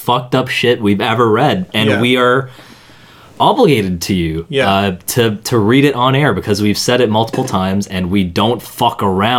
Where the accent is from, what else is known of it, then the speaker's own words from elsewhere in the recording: Toronto, Ontario, Canada; we're from Toronto.